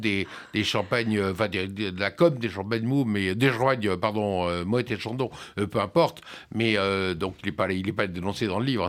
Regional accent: France; chez nous en France

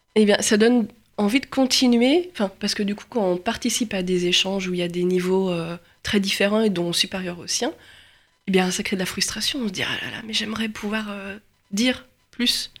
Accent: Lyon, Auvergne-Rhône-Alpes, France; je suis lyonnaise

